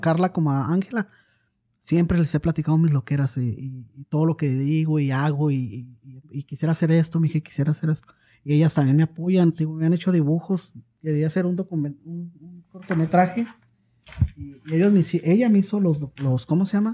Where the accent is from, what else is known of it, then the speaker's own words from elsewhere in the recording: Ciudad Juárez, Chihuahua, Mexico; moved away as an adult; now in Oklahoma, United States; soy originario de Ciudad Juárez, Chihuahua. Ah, tengo radicando aquí en Oklahoma cerca de 20 años.